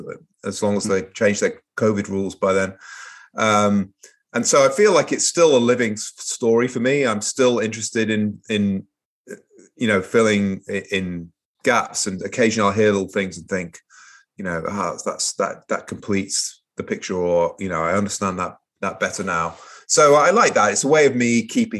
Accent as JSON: {"language": "English", "town": "Manchester", "region": "North West England", "country": "United Kingdom", "tie": "born or raised there", "also_born_or_lived": "Portsmouth, England", "moved": "as an adult", "said": "I grew up in Manchester, an industrial city in northwest of England"}